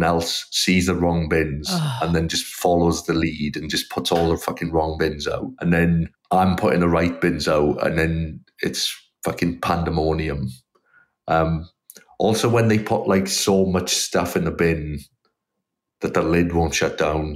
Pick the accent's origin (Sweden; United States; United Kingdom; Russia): United Kingdom; South Wales; moved away as an adult; now in Melbourne, Australia; where I was from in South Wales, there's kind of very few clubs really